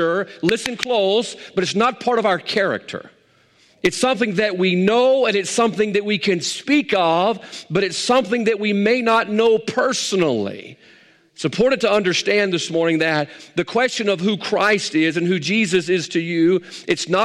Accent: the South, United States; we grew up in the South. We live in the Bible Belt

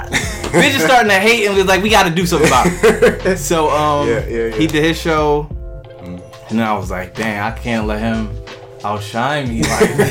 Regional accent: Wilmington, Delaware, United States; I'm from Wilmington, Delaware.

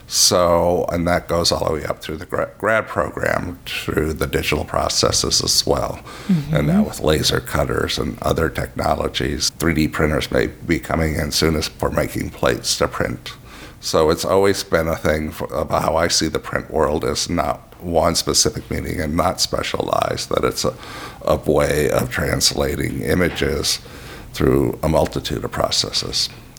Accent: Midwest, United States; also born or lived in Heidelberg, Germany; Well, I was born in Heidelberg, Germany. I was an army brat and then moved around quite a bit when I was young. Settled kind of in the Midwest and then went to art school.

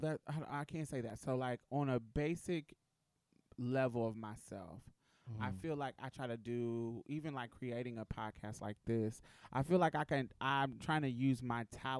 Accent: Houston, Texas, United States; I'm from Houston. I'm from the Galleria area in Houston

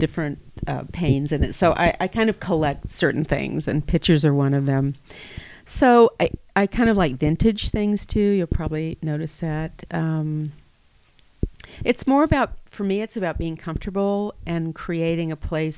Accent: Atlanta, Georgia, United States; moved away as an adult; now in Napa Valley, United States; I grew up in Atlanta

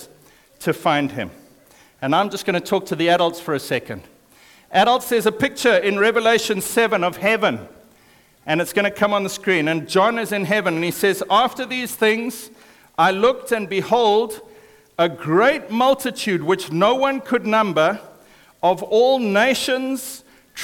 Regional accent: Zimbabwe; I was born in Zimbabwe, which is an African country

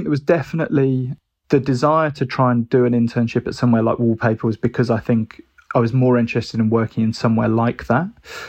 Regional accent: Birmingham, West Midlands, United Kingdom; And growing up in Birmingham, which was probably 2.5 hours away, I think the tutor had just never been to Brighton and was just like, feels like a long way away.

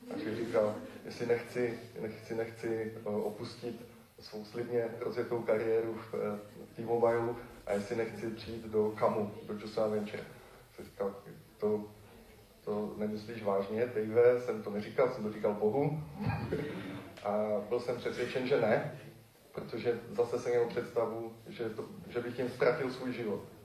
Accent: Czechia; moved away; se přestěhuju zpátky do Besky, odkud pocházím

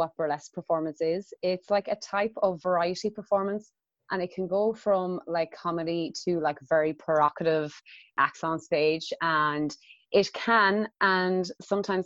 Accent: Athlone, Westmeath, Ireland; I'm from Athlone, which is in Westmead in Ireland. And it's a very small town

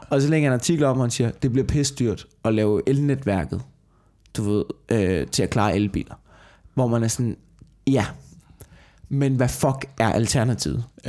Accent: Tornby, Denmark; now in Copenhagen, Denmark; hvor jeg voksede op, ikke? i det der forstadskvarter ude i Tornby

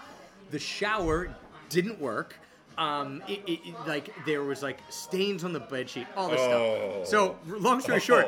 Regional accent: Philadelphia, Pennsylvania, United States; also born or lived in Japan; Philadelphia, my hometown

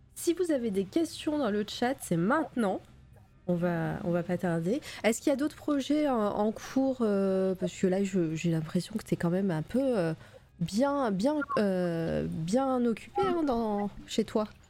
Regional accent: Auvergne-Rhône-Alpes, France; accent: Auvergne; c'est mon accent de, l'Auvergne qui revient

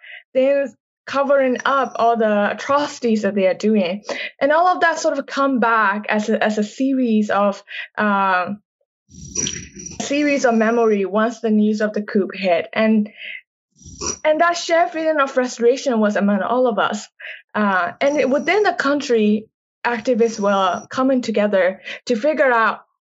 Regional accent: Myanmar; moved away; I grew up in Myanmar.

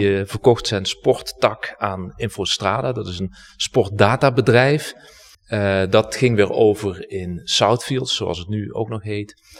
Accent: Heerlen, Limburg, Netherlands; moved away as an adult; also born or lived in Hilversum; ik ben eh, geboren en getogen in Heerlen.

